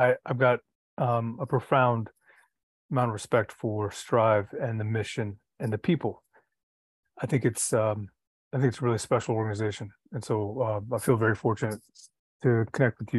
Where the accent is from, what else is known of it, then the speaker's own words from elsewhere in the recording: Washington, District of Columbia, United States; I grew up in Washington, D.C., and my experiences in D.C. from a young age